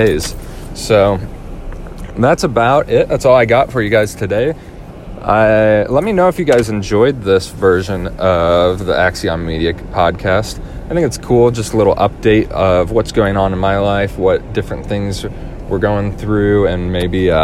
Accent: St. Louis, Missouri, United States; Locally in my hometown, I am mixing at a few different places. I'm doing a church this weekend

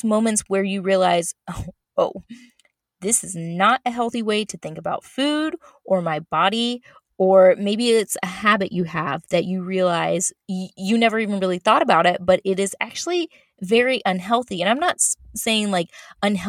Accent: Florida, United States; moved away as an adult; I was born and raised in Florida

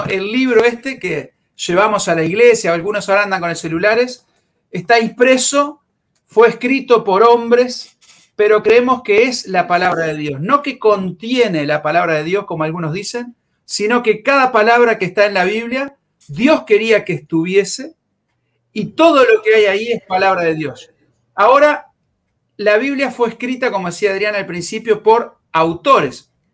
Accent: Uruguay

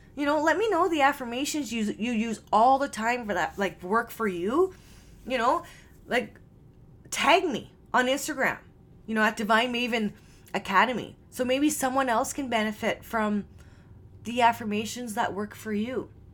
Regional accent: Canada; I am Canadian

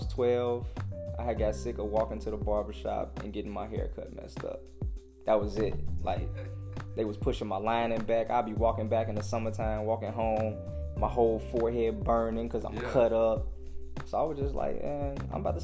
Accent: Gary, Indiana, United States; moved away as an adult; now in Indianapolis, United States; I grew up in Glen Park, so I had a bunch of Lew Wallace kids, all the homies I grew up with.

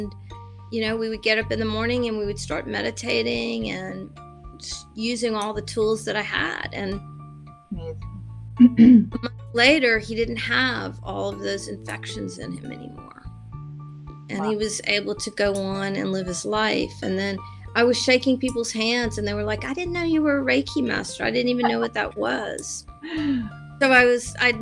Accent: the South, United States; I was raised Catholic in the South

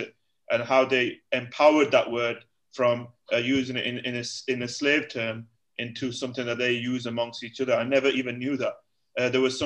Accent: United Kingdom; moved away as an adult; also born or lived in Egypt; now in Malaysia; me as from a British Asian community guy

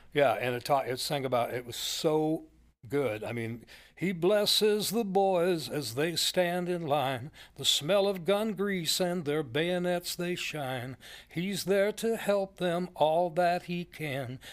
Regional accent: McMinnville, Oregon, United States; my hometown, McMinnville

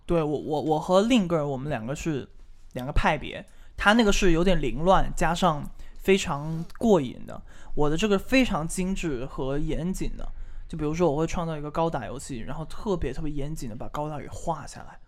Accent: Guangdong, China; 我们广东人打篮球

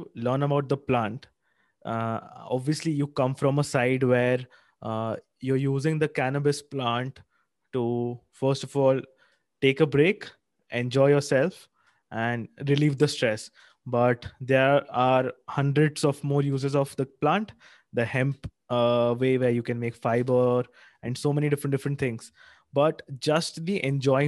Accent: India; my hometown

